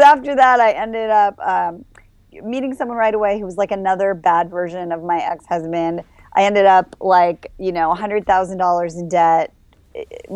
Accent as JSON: {"language": "English", "region": "Midwest", "country": "United States", "tie": "born or raised there", "also_born_or_lived": "Los Angeles", "moved": "yes", "said": "I grew up in the Midwest, nice Jewish family"}